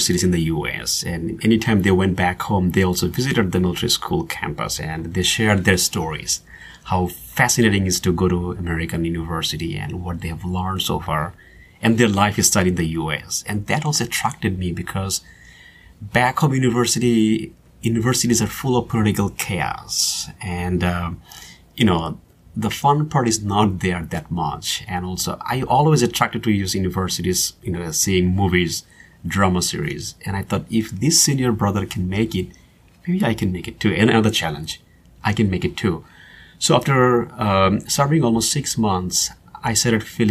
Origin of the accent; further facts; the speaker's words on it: Bangladesh; moved away as an adult; also born or lived in New York City, United States; now in Dallas, United States; growing up in Bangladesh, I have seen lots of Western movies